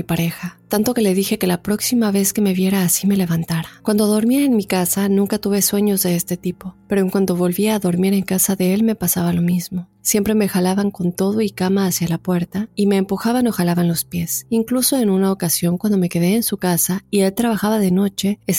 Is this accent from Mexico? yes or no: yes; Acapulco, Guerrero, Mexico; now in Querétaro, Mexico; Yo soy de Acapulco, pero me mudé a Querétaro hace ya cinco años.